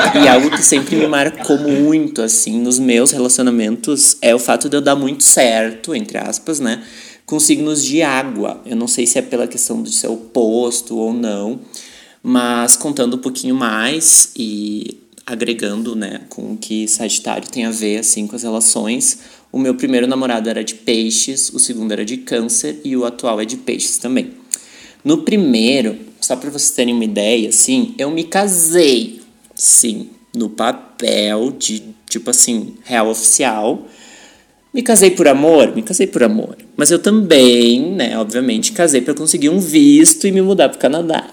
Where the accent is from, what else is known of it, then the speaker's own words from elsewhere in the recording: São Leopoldo, Rio Grande do Sul, Brazil; Eu sou de São Leopoldo, Rio Grande do Sul